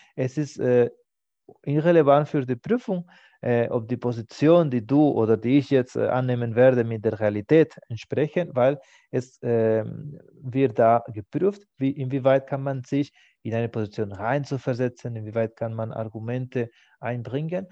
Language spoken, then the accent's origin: German; Spain; first language Spanish; German is a second language; now in Germany; Für mich als Spanier ist das aktuell von meinem familiären Hintergrund